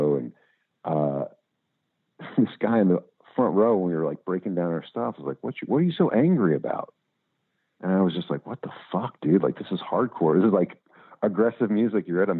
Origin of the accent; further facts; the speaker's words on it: Louisville, Kentucky, United States; the music culture I grew up in Louisville and all that.